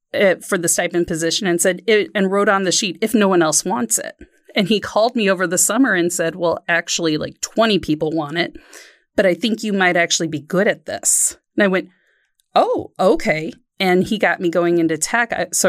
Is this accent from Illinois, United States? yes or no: yes; Waukegan, Illinois, United States; No, I grew up in Waukegan, Illinois, right up on the border of Wisconsin and Illinois, and huge school of 4,000 kids in the high school.